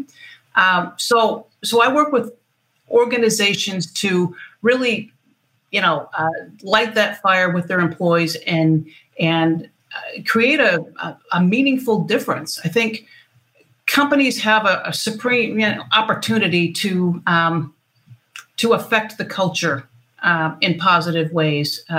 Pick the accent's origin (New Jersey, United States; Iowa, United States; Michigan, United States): Michigan, United States; moved away as an adult; now in San Diego, United States; I'm from Michigan, so we talk about what's knee-high by July